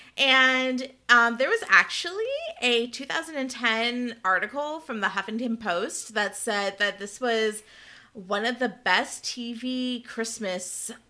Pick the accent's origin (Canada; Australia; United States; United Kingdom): Canada; accent: Canadian; I didn't get negative or positive feedback on my Canadian accent